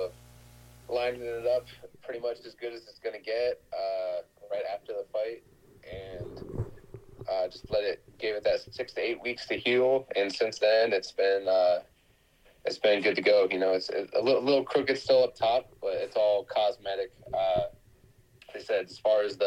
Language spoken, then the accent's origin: English; Ohio, United States; also born or lived in Hawaii; now in California, United States; I grew up originally in Ohio, and I grew up wrestling out there